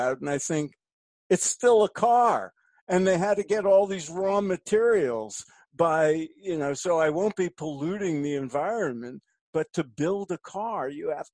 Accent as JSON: {"language": "English", "town": "New York City", "region": "New York", "country": "United States", "tie": "born or raised there", "said": "I grew up in New York. Nature to me was, you know, you had to walk about a mile to go to the park."}